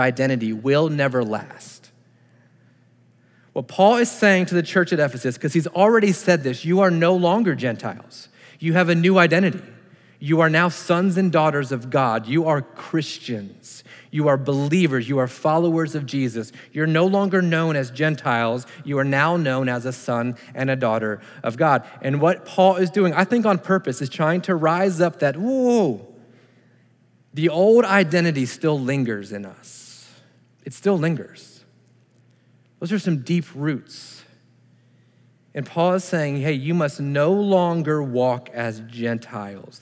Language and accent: English; United States; being an American. Just happened to be born here